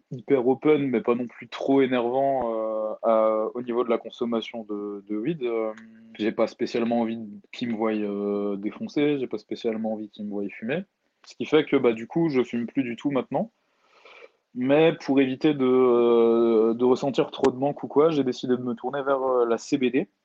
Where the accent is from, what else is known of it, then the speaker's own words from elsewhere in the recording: Alsace, Grand Est, France; moi je suis d'Alsace, mon confinement je le passe euh, chez mes parents.